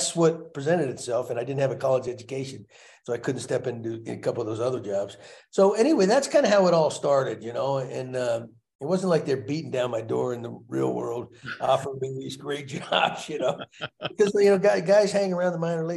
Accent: Texas, United States; growing up in Texas, playing football

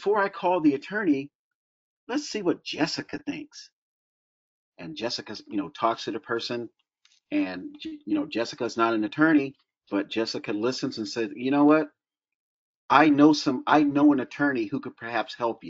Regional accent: Florida, United States; growing up in Florida

